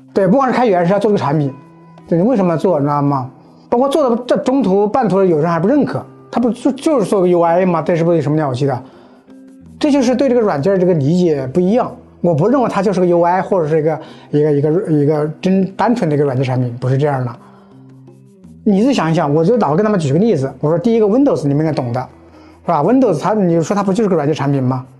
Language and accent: Chinese; China; 我们中国人已经很热诚